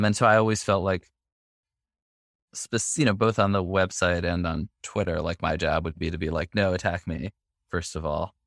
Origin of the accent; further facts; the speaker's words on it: New York City, New York, United States; now in Brooklyn, United States; I grew up in the Upper West Side of Manhattan